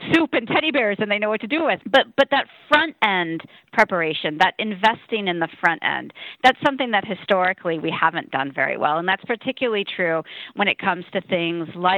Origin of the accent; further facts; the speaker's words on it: Midwest, United States; I grew up in the Midwest